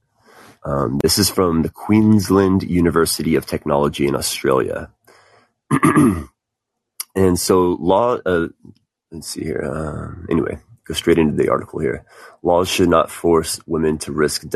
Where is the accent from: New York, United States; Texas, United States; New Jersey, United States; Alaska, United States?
Texas, United States; As a Texan myself